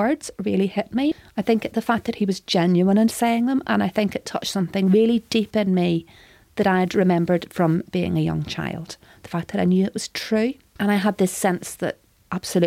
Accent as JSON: {"language": "English", "region": "Northern Ireland", "country": "United Kingdom", "tie": "born or raised there", "said": "I grew up in Northern Ireland. I was born in the 1970s, just outside Belfast"}